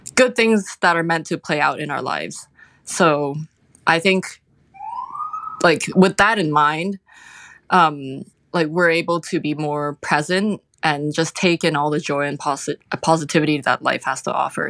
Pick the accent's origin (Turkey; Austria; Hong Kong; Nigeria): Hong Kong; moved away as an adult; also born or lived in United Kingdom; now in United States; I grew up in Hong Kong